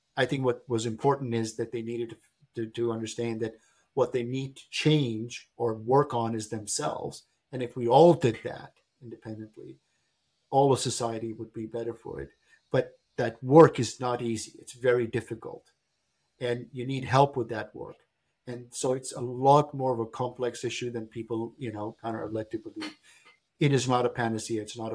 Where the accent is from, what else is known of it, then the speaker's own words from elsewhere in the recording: Berlin, Germany; I grew up in Berlin, Germany. My father was posted there as a diplomat. I went to high school in Berlin, but we used to live in East Berlin.